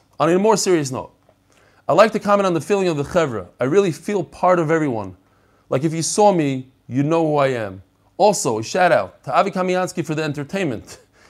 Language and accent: English; Lakewood, New Jersey, United States; born there; also born or lived in Long Beach / Far Rockaway / Bnei Brak / Kensington; I was born in Lakewood. Lived in Long Beach, Far Rockaway. I did a lot. Yeah, my father liked to move around a lot.